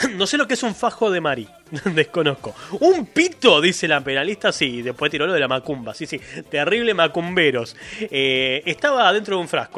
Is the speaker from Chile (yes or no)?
no; Argentina; somos así los argentinos.